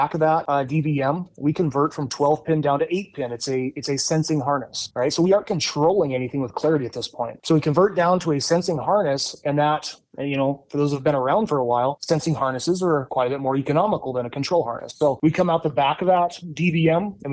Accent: Montana, United States; moved away as an adult; now in Kansas, United States; I'm a farmer from Montana.

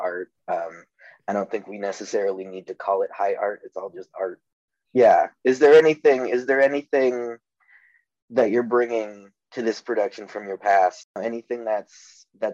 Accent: a northern suburb of Chicago, Illinois, United States; moved away; I'm technically from a northern suburb.

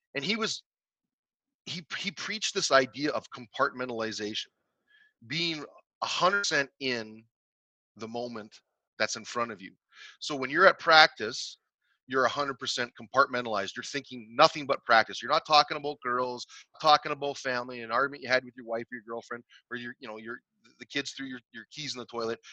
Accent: Canada; in my hometown where i grew up

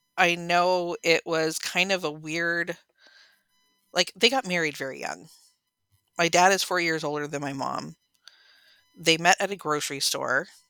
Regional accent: San Bernardino, California, United States; also born or lived in Riverside; I was born in San Bernardino

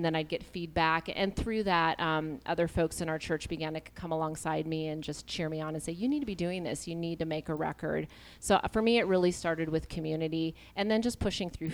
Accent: Seattle, Washington, United States; I'm from Seattle

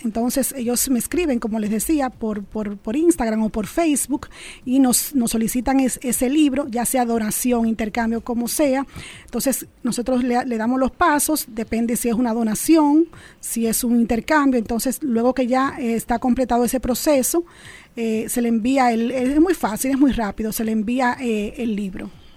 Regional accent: Dominican Republic

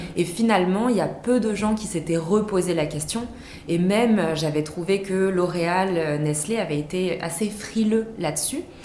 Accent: Vichy, Auvergne-Rhône-Alpes, France; j'ai grandi dans le Méditermal Spa des Célestins à Vichy

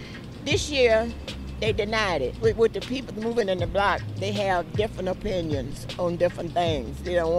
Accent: New York City, New York, United States; But this is my home. I've been here most of my life in Harlem. From 123rd Street

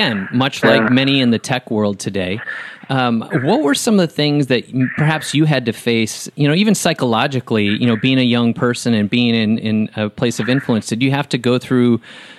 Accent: Wisconsin, United States; now in Nashville, United States; I was raised in Wisconsin, an hour and a half from Lambeau Field

